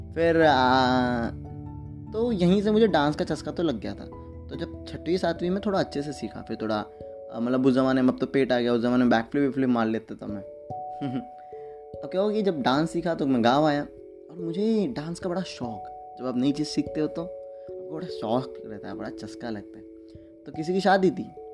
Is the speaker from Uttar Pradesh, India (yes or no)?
no; Nala Sopara, Maharashtra, India; मैं नाला सुपारा से हूँ तो जब मैं नाला सुपारा से बिलोंग करता हूँ